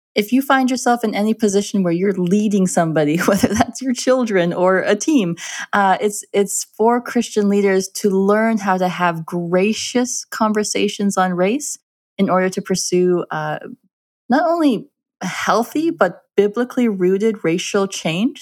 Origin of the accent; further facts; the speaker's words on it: Minnesota, United States; I am, I am an Indian girl, a brown-skinned Indian girl in a Scandinavian community in Minnesota.